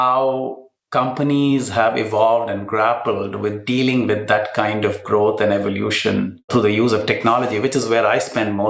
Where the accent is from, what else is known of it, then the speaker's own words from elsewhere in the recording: Kochi, Kerala, India; in the south of India, in my hometown of Cochin.